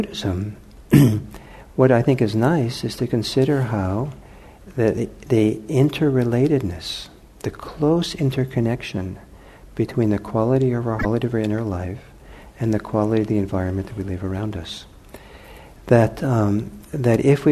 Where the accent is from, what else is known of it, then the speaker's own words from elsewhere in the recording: Los Angeles, California, United States; now in Bay Area, United States; I grew up in Los Angeles